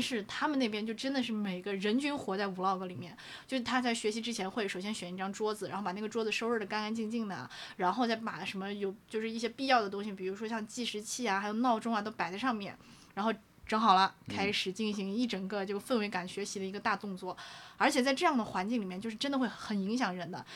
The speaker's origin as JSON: {"language": "Chinese", "country": "China", "said": "我们中国人本来就喜欢造神嘛"}